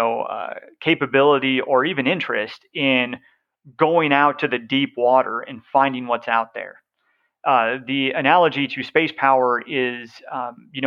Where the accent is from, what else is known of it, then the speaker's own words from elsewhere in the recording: the West, United States; I'm from the West